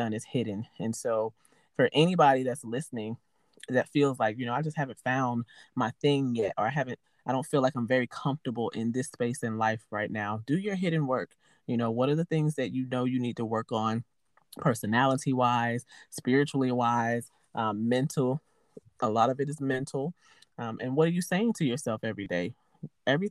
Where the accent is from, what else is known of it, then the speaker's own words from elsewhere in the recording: New York City, New York, United States; I'm originally from Harlem, New York, born and raised there